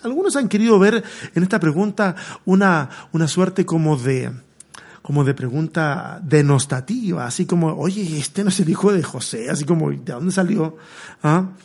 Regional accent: Chile; moved away as an adult; Yo salí de Chile hace cinco años

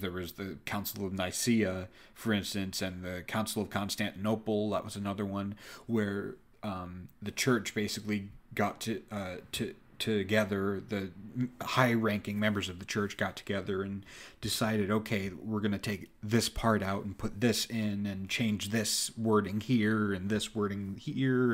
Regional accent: United States; born and raised in America

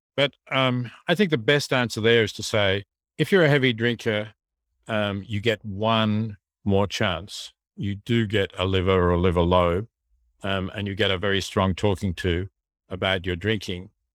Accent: Australia; we have a large country, um, we have a lot of space

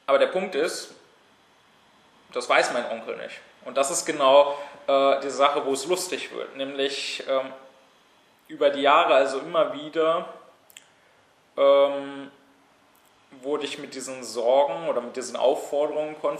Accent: Berlin, Germany; sondern hier in meiner Heimatstadt in Berlin studiert habe

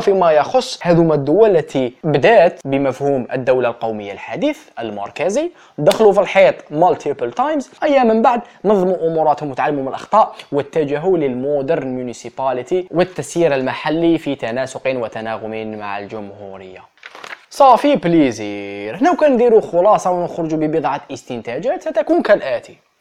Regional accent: Ghardaia, Ghardaïa Province, Algeria; مدينتي كش واحد يعرف المشاكل تاع غردايا

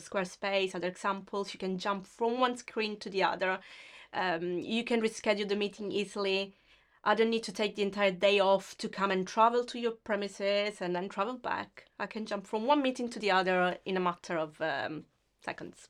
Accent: Sicily, Italy; accent: Italian; English is a second language; moved away as an adult; now in United Kingdom; I come from Sicily, which is the very south of Italy.

